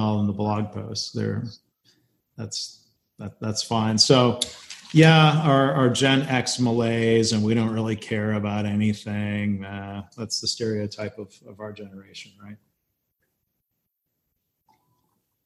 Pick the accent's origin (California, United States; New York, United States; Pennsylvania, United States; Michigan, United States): Michigan, United States; Detroit; growing up around Detroit